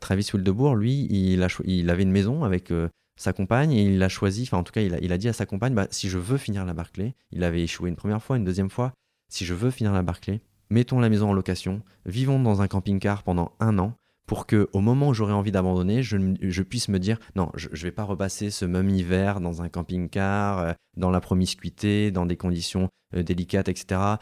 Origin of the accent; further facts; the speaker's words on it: Gap, Provence-Alpes-Côte d'Azur, France; also born or lived in Lille / Paris; je suis originaire de Gap dans les Hautes-Alpes